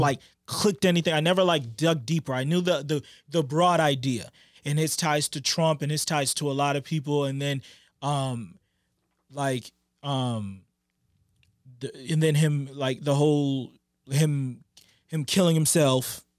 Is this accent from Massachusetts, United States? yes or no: yes; Boston, Massachusetts, United States; we're from Boston